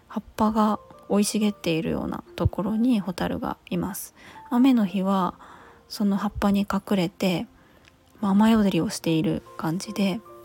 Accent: Chiba, Japan; also born or lived in Finland; 私千葉県出身なんですけども

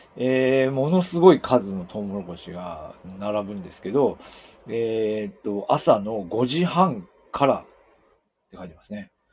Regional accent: Aomori, Japan; moved away; 私のように青森の出身だと

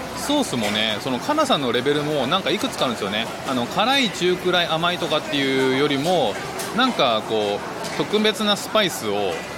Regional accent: Japan; moved away as an adult; now in Singapore; 僕は12月まではずっと日本にで生きてきたんで

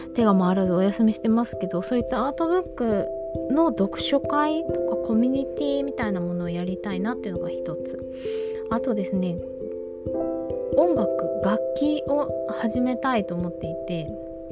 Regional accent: Izunokuni, Shizuoka, Japan; moved away as an adult; now in Tokyo, Japan; 私もともと静岡県の伊豆の国市という、えーと、伊豆半島の真ん中ぐらいに位置する場所に生まれまして、えーと高校卒業と同時に進学のために東京都内に上京しました

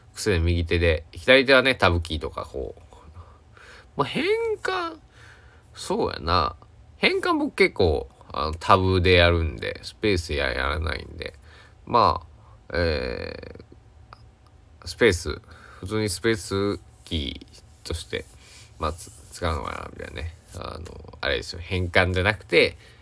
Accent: Kochi, Japan; 高知県佐久市、僕の地元

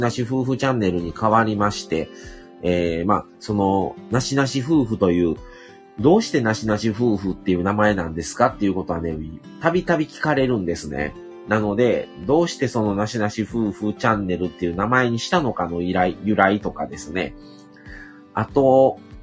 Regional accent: Hyogo, Japan; also born or lived in Shiga; 生まれた場所が滋賀県なんですね。育ちは兵庫県

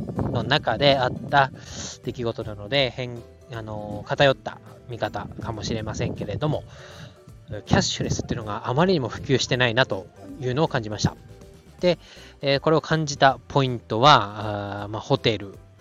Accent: Tohoku, Japan; now in Tokyo area, Japan; 私の田舎っていうのは、まあ、東北の方

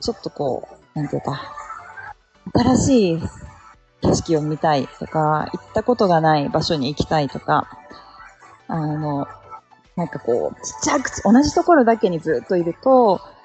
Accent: Yokohama, Kanagawa, Japan; now in Hakuba, Japan; 私、出身横浜です

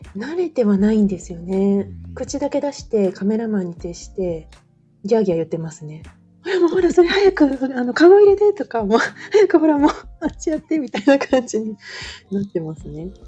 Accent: Osaka, Japan; moved away; 私も関西ですよ。大阪です、生まれと育ちは。

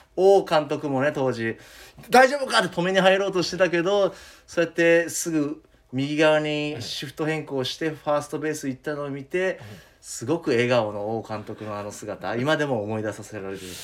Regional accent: Fukuoka, Japan; 僕も福岡出身

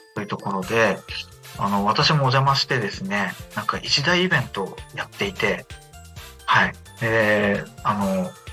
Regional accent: Akita, Japan; 秋田県出身なんですけど

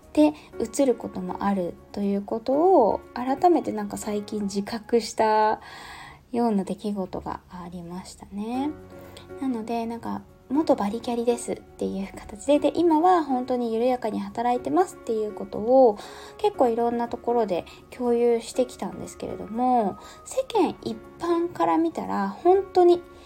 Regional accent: Yamagata, Japan; moved away; もともと山形県のこう本当に田舎の方出身なんですよね。

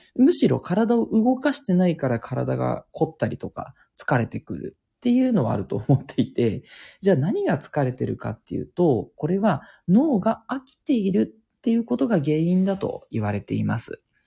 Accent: Tokyo, Japan; 東京育ちで、あの、東京でずっと過ごしてきた

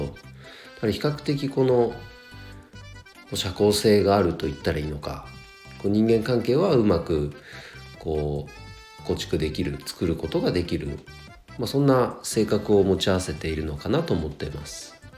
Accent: Nagano, Japan; 長野県で生まれて、えー、長野市出身なんですが、えー、もう大学四年間以外はずっと長野在住です

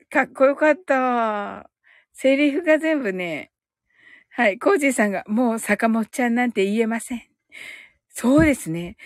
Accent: Kyushu, Japan; 私やっぱりね、特に九州人だから

